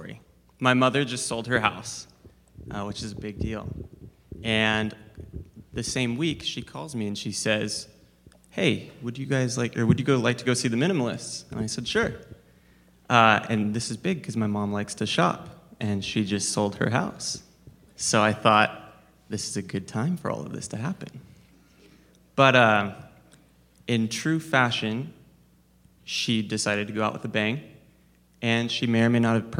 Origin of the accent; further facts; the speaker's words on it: Spokane, Washington, United States; I'm from Spokane, Washington